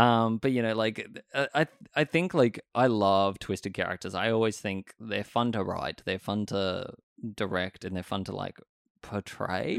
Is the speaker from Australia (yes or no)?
yes; Sydney, New South Wales, Australia; I remember growing up here, and I grew up in Stanmore